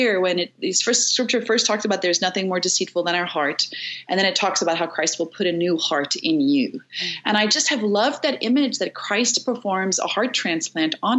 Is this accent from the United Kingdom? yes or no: no; South Africa; I'm from South Africa